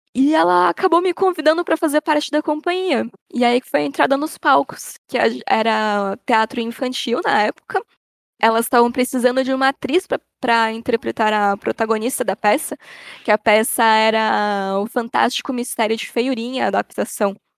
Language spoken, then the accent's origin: Portuguese; São Paulo, Brazil; moved away as an adult; now in Socorro, Brazil; eu nasci na cidade de São Paulo, na, na querida Zona Norte